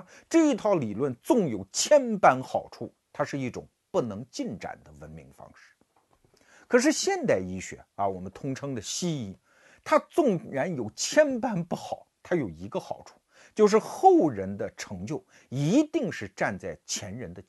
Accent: China; 我们中国人

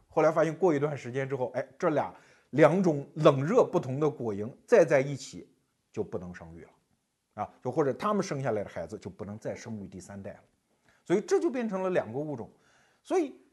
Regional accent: China; 我们中国人的说法

